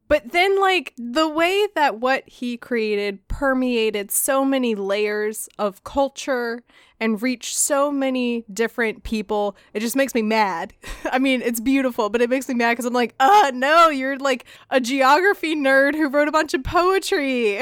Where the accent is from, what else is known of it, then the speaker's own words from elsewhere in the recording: United States; we're American